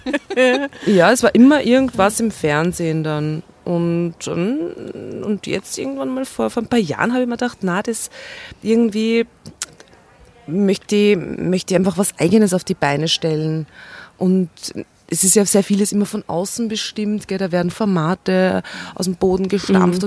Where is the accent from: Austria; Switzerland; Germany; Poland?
Austria; Steyr, Upper Austria; Ich bin in Steyr geboren